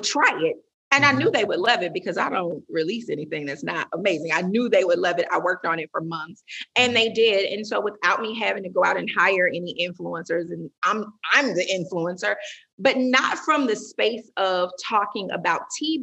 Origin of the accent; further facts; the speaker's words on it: the South, United States; I'm from the South